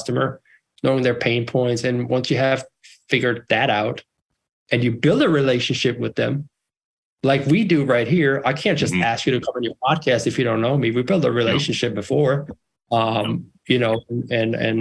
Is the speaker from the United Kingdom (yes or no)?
no; Germany; now in United States; I'm bilingual, German and English, born and raised in Germany, and moved out west to find the American dream